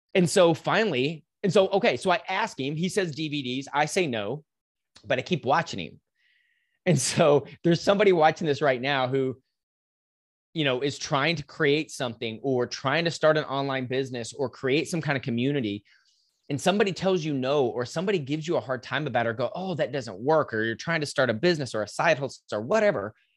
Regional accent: Lubbock, Texas, United States; now in Dallas, United States; I'm in Dallas now, I grew up in West Texas, in Lubbock, Texas

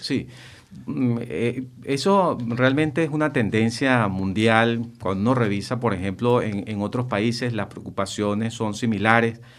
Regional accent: Venezuela; como venezolanos

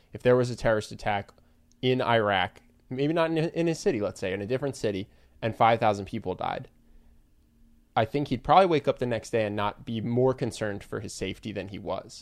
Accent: United States; as an American

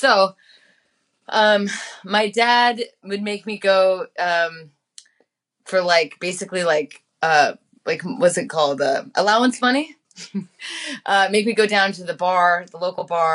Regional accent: Missoula, Montana, United States; also born or lived in Billings, Montana; I grew up in Missoula, and then I was put into a foster home

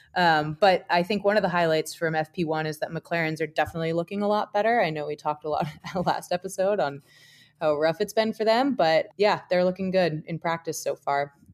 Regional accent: United States; as an American

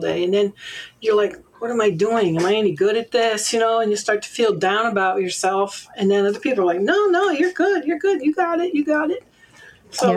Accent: Vermont, United States; I grew up in Vermont

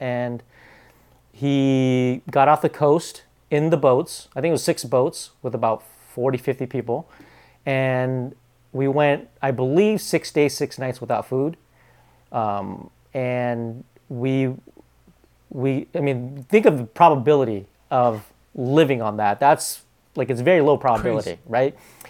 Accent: Bellingham, Washington, United States; I mean, I grew up in Bellingham, Washington, because we immigrated. We escaped the Vietnam War with my family.

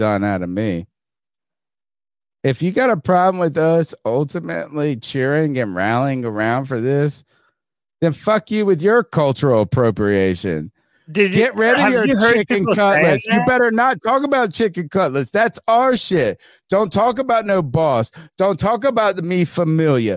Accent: Winterville, North Carolina, United States; I'm fucking from Winterville, North Carolina. I'm American as it comes.

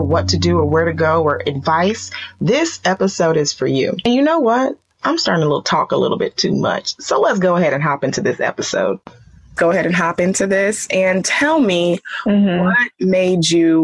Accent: Nigeria; I am Nigerian

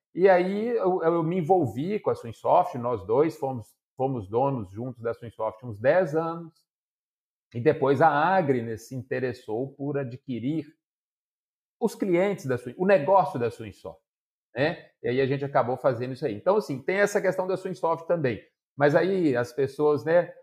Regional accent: Ponte Nova, Minas Gerais, Brazil; also born or lived in Santa Cruz do Escalvado / Viçosa; E eu sou nascido, criado é, em Ponte Nova, que é uma cidade muito reconhecida como importante suinocultura

